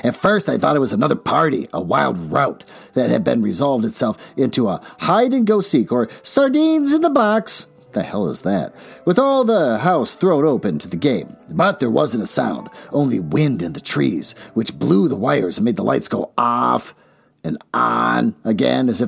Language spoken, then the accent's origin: English; Minnesota, United States; my home state, Minnesota.